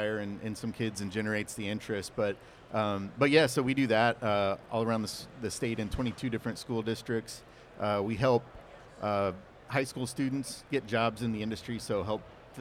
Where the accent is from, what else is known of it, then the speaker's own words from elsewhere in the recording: Indianapolis, Indiana, United States; I'm here local from Indianapolis